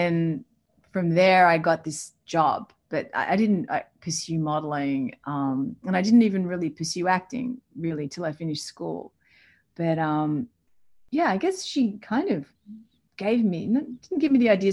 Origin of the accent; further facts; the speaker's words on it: Melbourne, Victoria, Australia; I grew up in Melbourne with a single mom